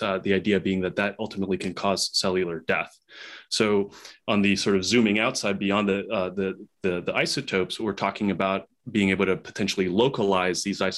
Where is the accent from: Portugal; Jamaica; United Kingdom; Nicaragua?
Nicaragua; also born or lived in Chicago, United States / New York City, United States; now in United States; I'm originally from Central America, Nicaragua, so I'm an immigrant